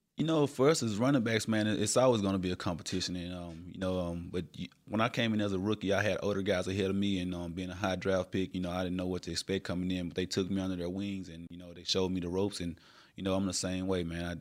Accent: Little Rock, Arkansas, United States; Born and raised in Little Rock, Arkansas

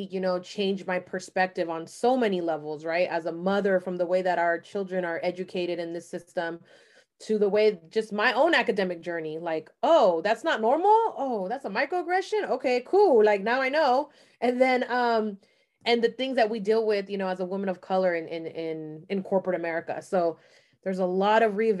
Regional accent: San Francisco, California, United States; I'm actually born and raised in San Francisco Bay Area

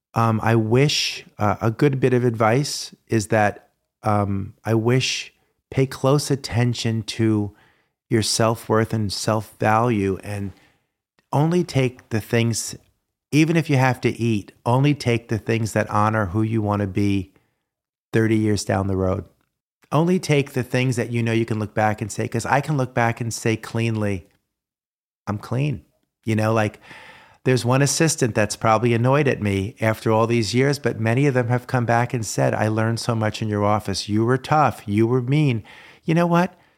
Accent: New Jersey, United States; I was a kid from New Jersey

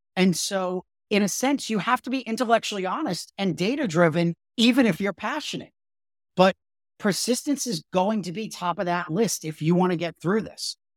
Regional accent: New York, United States; also born or lived in Brooklyn; I grew up in, in New York and, and I was born in Brooklyn

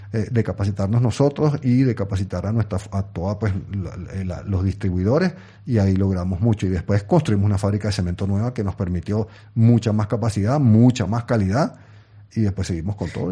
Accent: Venezuela; also born or lived in England; yo, yo, nací en Inglaterra, pero mis padres eran venezolanos, yo soy venezolano en realidad.

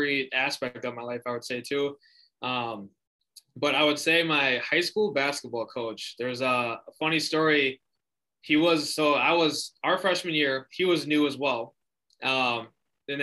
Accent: Lake Mills, Wisconsin, United States; also born or lived in Fort Atkinson, Wisconsin; I grew up in Lake Mills, Wisconsin

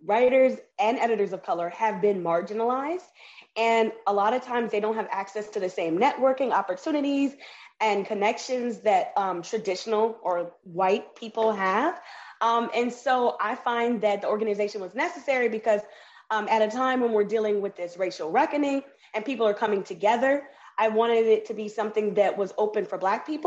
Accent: New Orleans, Louisiana, United States; moved away as an adult; now in Puerto Rico; I'm from New Orleans, Louisiana, and I am born and raised in the South

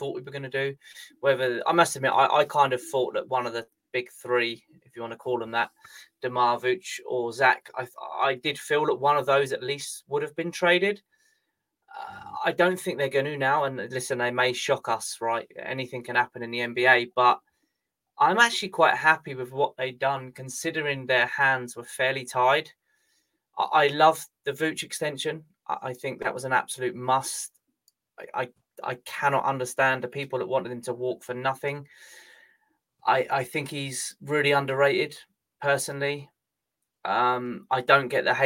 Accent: England, United Kingdom; I'm English

